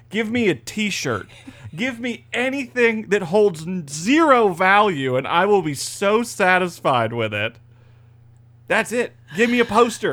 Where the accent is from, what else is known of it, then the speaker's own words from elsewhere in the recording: Florida, United States; It's good to be back in Florida.